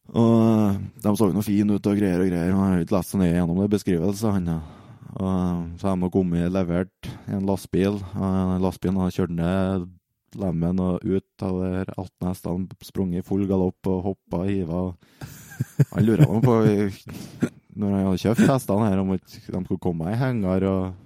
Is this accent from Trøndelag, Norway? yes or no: yes; Overhalla, Trøndelag, Norway; Jeg kommer fra Overhalla.